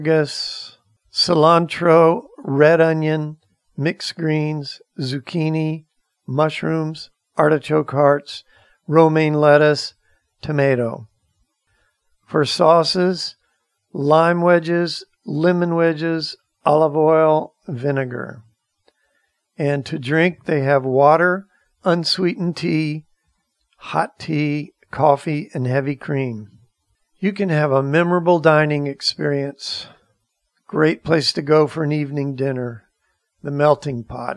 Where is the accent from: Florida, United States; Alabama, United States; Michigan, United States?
Florida, United States; Maitland; where I grew up in Maitland, Florida